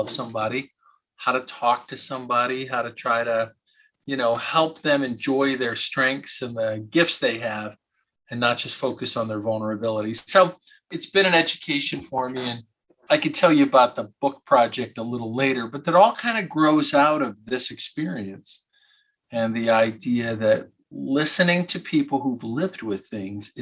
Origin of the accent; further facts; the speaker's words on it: Michigan, United States; also born or lived in Philadelphia; I grew up in Michigan